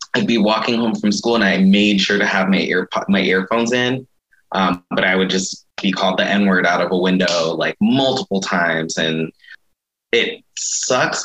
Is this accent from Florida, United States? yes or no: no; Mesa, Arizona, United States; when I was younger, growing up in Mesa